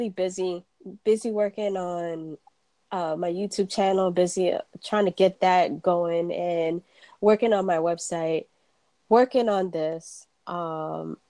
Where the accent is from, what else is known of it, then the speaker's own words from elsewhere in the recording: New York City, New York, United States; moved away; also born or lived in Florida; growing up in New York, it was the quintessential melting pot